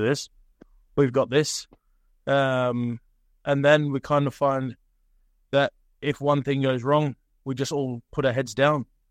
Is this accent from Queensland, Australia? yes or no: yes; Cairns, Queensland, Australia; moved away as an adult; now in Norway; we grew up in Cairns, born in Cairns and grew up there